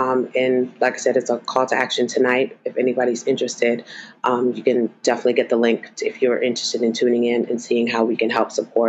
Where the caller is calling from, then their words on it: Maryland, United States; I'm coming in from Maryland. I'm actually on the board for Maryland Normal